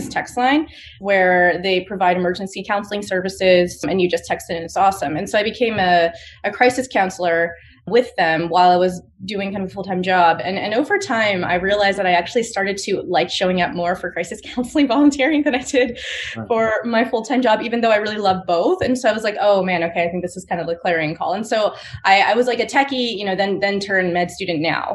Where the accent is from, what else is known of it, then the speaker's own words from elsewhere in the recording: Virginia, United States; moved away as an adult; now in New York, United States; I was from Nova, but I hadn't grown up there. I'd grown up a little further south.